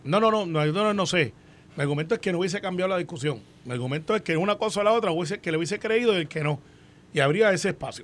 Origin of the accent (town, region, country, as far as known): Puerto Rico